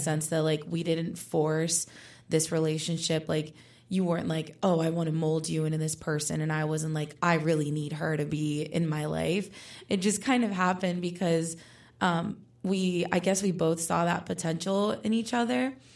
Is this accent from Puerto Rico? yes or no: yes; Puerto Rico; moved away as an adult; now in Pittsburgh, United States; I was born and raised in Puerto Rico, but now I'm here in Pittsburgh pursuing my undergraduate degree at Pitt